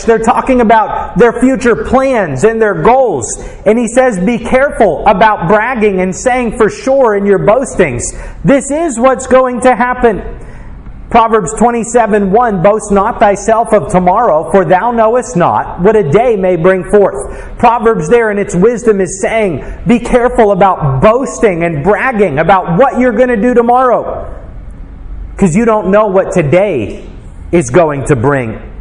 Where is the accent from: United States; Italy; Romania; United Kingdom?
United States; as an American